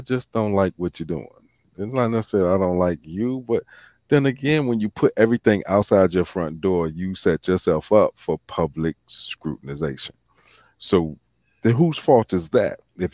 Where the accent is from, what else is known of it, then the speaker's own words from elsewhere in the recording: Virginia, United States; my home state of Virginia